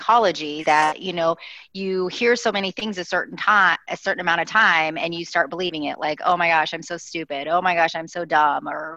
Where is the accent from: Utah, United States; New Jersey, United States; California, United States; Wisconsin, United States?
Utah, United States; now in Chicago, United States; I grew up in Utah. Provo, Salt Lake area